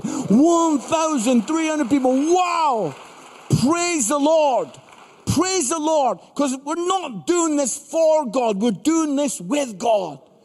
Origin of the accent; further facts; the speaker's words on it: Edinburgh, Scotland, United Kingdom; also born or lived in Barnsley; I'm from Edinburgh, Scotland, most beautiful city in the world